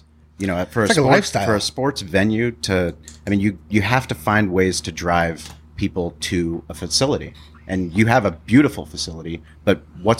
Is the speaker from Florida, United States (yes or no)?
no; San Diego, California, United States; Growing up in San Diego, I mean, we lived it.